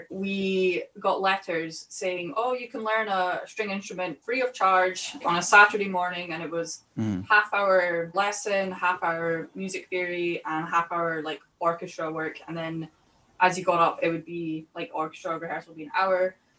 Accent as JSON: {"language": "English", "town": "Dumfries", "region": "Scotland", "country": "United Kingdom", "tie": "born or raised there", "said": "So I'm from Dumfries. That's where my dad's from and all that side of the family."}